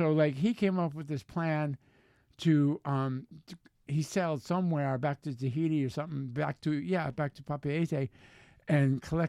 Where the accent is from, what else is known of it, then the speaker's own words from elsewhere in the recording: United States; I am an American to the bone